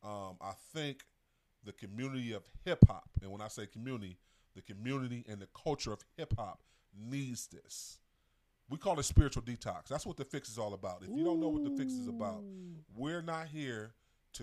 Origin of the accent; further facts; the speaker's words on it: East Cleveland, Ohio, United States; I'm from East Cleveland